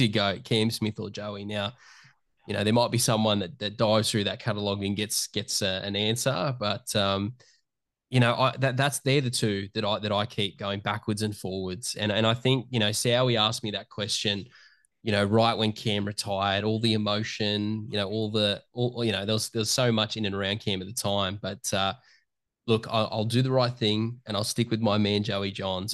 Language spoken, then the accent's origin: English; Newcastle, New South Wales, Australia; I'm a kid from Newcastle Hunter Valley area that just grew up